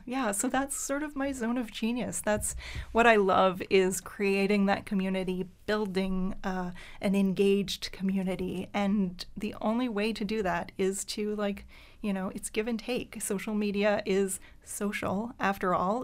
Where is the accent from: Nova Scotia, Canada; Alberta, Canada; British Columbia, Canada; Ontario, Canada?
Nova Scotia, Canada; Pubnico; first language French; English is a second language; moved away as an adult; also born or lived in Halifax / Moncton; raised in Pubnico, which is in Yarmouth County, um, uh, Acadian community. So French is my first language.